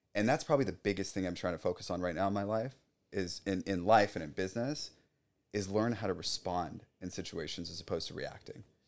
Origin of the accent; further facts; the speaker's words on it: South Orange County, California, United States; I grew up in South Orange County